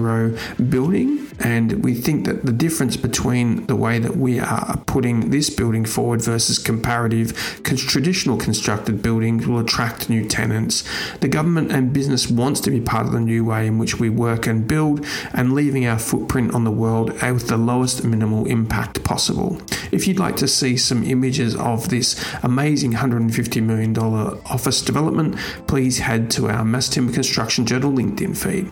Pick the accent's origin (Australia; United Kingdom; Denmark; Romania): Australia; Australia now, my home country